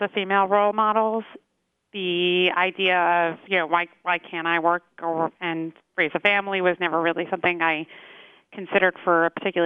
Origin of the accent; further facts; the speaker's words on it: Lawrence, New York, United States; also born or lived in Cedarhurst, New York; I grew up in the Five Towns in Lawrence, and I only live about a mile from where I grew up. I live in Cedarhurst now